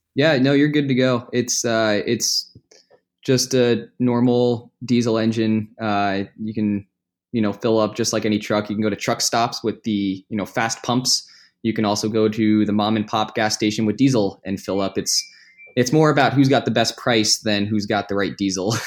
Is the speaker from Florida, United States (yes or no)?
no; New Jersey, United States; I grew up in Jersey